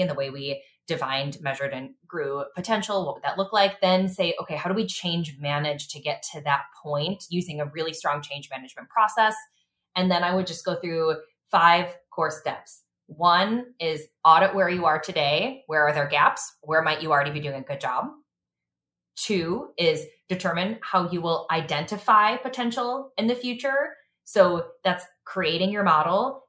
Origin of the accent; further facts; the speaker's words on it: Chicago, Illinois, United States; I'm a Chicago native